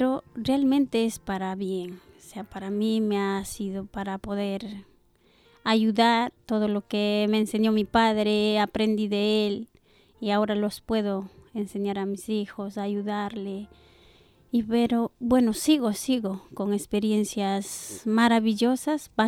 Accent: Ecuador; now in Spain; Bueno, llevo muchos años aquí, eh, soy de Ecuador.

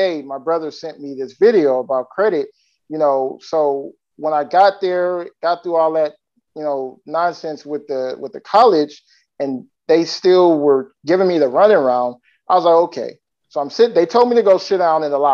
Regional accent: California, United States; now in Florida, United States; I'm originally from California. Right now, I currently live in Florida

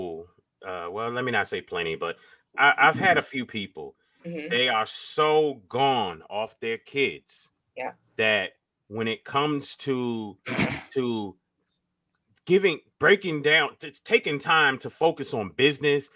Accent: Miami, Florida, United States; I was from Miami

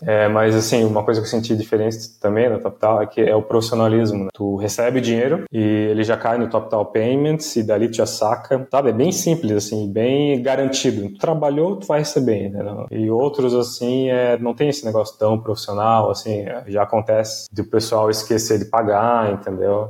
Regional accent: Brazil; also born or lived in Liverpool, England; eu sempre deixo que eu sou do Brasil ali no meu LinkedIn

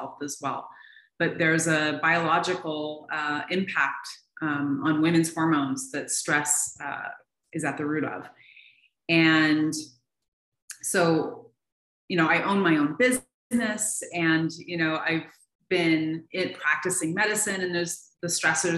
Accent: Seattle, Washington, United States; moved away as an adult; now in Tucson, United States; I was born and raised in Seattle.

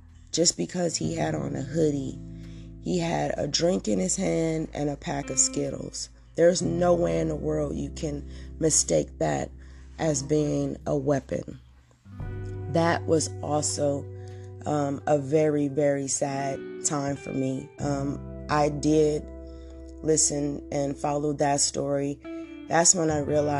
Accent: Oakland, California, United States; I'm from Oakland

